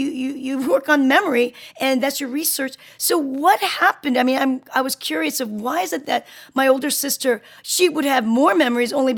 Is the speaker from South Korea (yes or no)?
yes; South Korea; I'm Korean. I'm from South Korea.